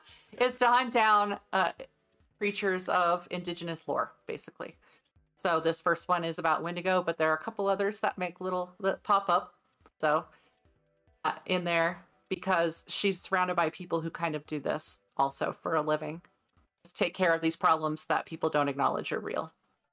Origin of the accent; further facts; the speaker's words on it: California, United States; born there; now in Colorado, United States; I was born in California. My husband was born in Texas and here we ended up in Colorado.